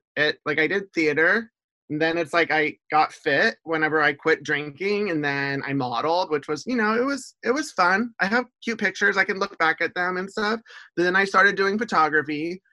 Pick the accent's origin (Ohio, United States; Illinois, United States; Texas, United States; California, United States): Texas, United States; Houston; moved away as an adult; also born or lived in Seattle / Portland / Olympia; now in Camas, United States; I grew up in Houston